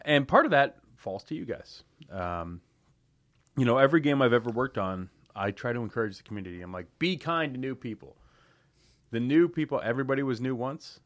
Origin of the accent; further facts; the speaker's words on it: London, Ontario, Canada; born and raised in London, Ontario